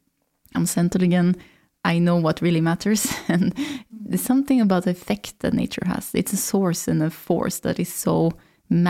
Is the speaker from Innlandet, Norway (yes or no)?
yes; Valdres, Innlandet, Norway; I grew up in Valdres, you know, near Jotunheimen